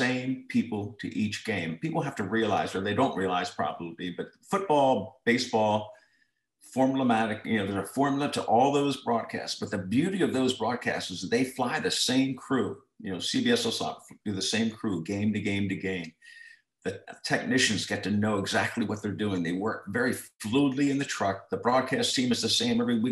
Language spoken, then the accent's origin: English; Towson, Maryland, United States; I was from Towson High School